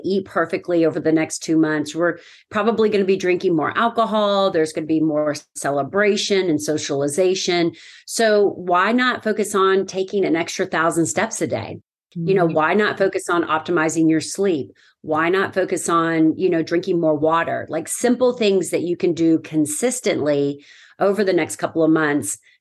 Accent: Lexington, Kentucky, United States; I'm from Lexington, Kentucky

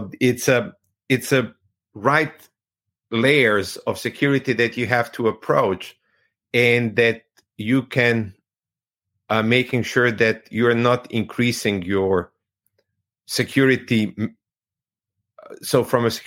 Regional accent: Croatia; I'm from Croatia

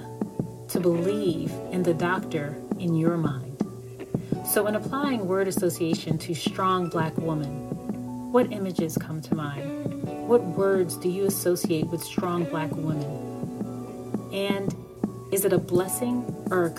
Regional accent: New Jersey, United States; also born or lived in New York; I'm from New York, I grew up in New Jersey

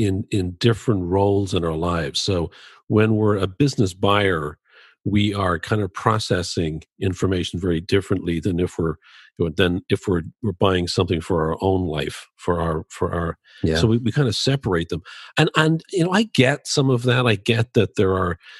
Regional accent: Dublin, Leinster, Ireland; now in Chicago, United States; I grew up in Dublin

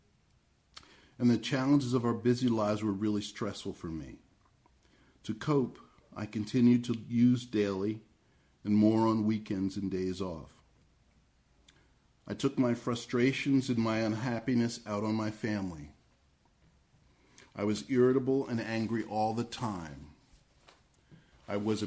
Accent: Red Bank, New Jersey, United States; I was born in Red Bank, New Jersey, near the middle of the last century

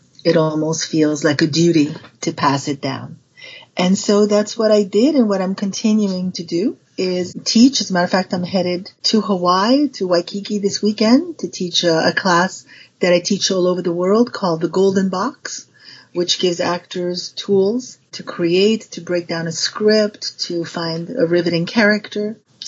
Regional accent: Paris, Île-de-France, France; But I was raised in Paris, and my dad at the time was the first one to head the William Morris agency in Paris.

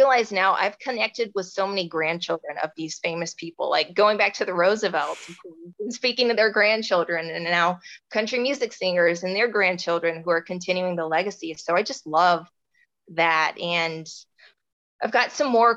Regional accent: the South, United States; I'm from the South, so I grew up listening to this music

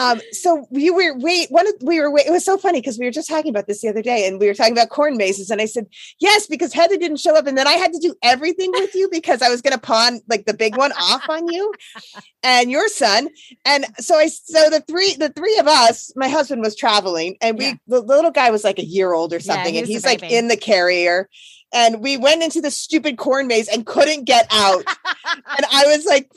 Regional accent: Philadelphia, Pennsylvania, United States; moved away; I came from Philly

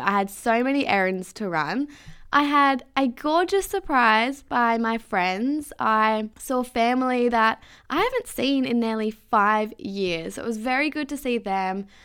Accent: Mandurah, Western Australia, Australia; moved away as an adult; I've outgrown my hometown

